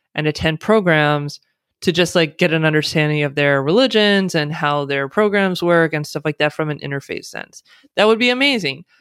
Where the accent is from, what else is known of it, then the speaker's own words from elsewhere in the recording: United States; accent: American; first language English; someone born and raised in the United States who speaks with an American accent, English is the only language I speak